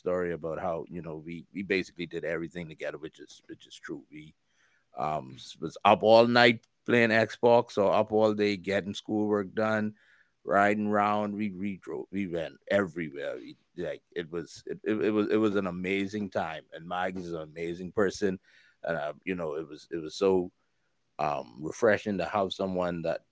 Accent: Freeport, Grand Bahama, Bahamas; moved away as an adult; also born or lived in Orlando, Florida, United States; now in Nassau, Bahamas; I'm from the Bahamas. I born and raised Freeport, Grand Bahama.

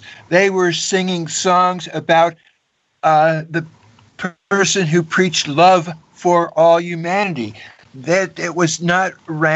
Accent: Torrance, California, United States; I grew up in Torrance, California

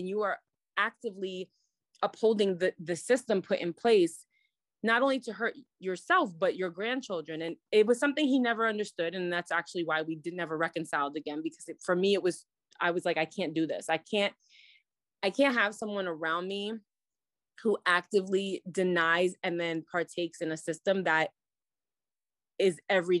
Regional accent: New York City, New York, United States; So I didn't grow up in that New York City community. I grew up in Brooklyn, more like in neighborhoods that were non-Jewish, Black and Brown, and Ashkenazi Hasidim.

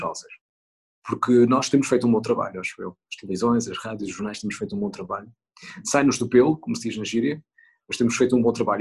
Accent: Northern Portugal, Portugal; moved away; quando vou para a minha terra no norte passar férias

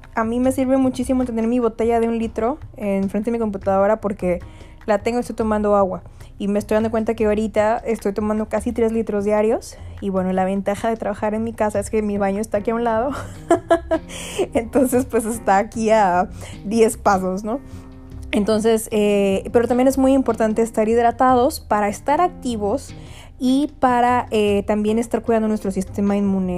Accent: Mexico; moved away as an adult; now in United States; soy mexicana

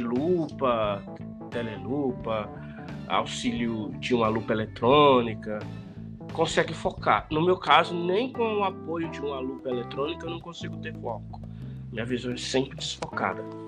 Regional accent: Bom Jesus, Piauí, Brazil; moved away as an adult; now in São Paulo, Brazil; eu moro aqui em São Paulo há 25 anos, mas saí de Bom Jesus aos 20 anos de idade

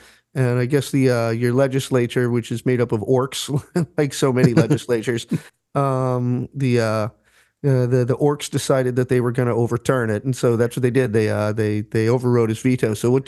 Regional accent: Rhode Island, United States; I grew up in Rhode Island though, where people everybody used to go freaking windsurfing.

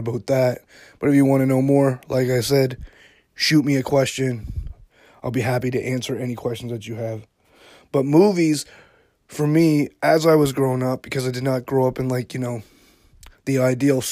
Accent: Yarmouth, Nova Scotia, Canada; also born or lived in Halifax, Nova Scotia; I grew up in Yarmouth, Nova Scotia, which is about 4 hours from Halifax.

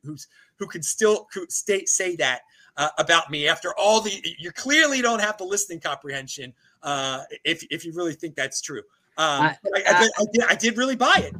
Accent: East Coast, United States; I'm from the East Coast

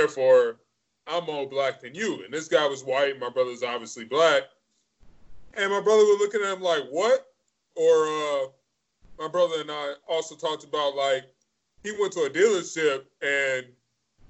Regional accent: Detroit, Michigan, United States; I grew up in Metro Detroit. I grew up in technically the suburbs

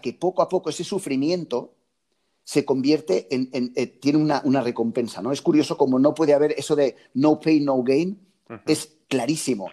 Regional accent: near Lloret de Mar, Catalonia, Spain; aquí en Lloret de Mar, al lado de, mi pueblo

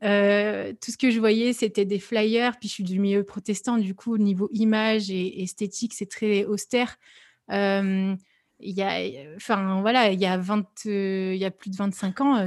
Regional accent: Lyon, Auvergne-Rhône-Alpes, France; je suis lyonnaise

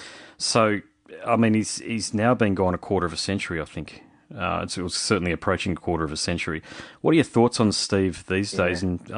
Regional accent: Australia; being Australian

